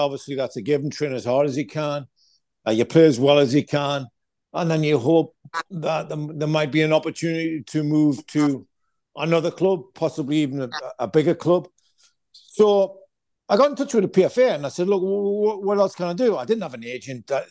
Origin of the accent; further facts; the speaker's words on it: Stanley, North East England, United Kingdom; moved away; also born or lived in Consett; I was born in Consett. I was raised in a small pit village called Stanley.